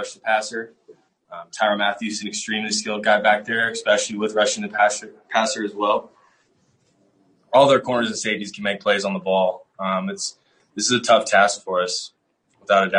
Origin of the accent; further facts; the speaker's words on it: Kansas City, Missouri, United States; moved away as an adult; now in Denver, United States; it's my hometown